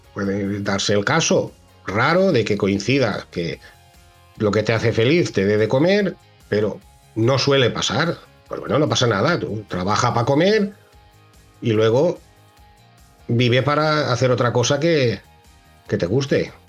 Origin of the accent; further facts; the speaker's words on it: Ibi, Valencian Community, Spain; de inyección de plástico en IBI, en mi pueblo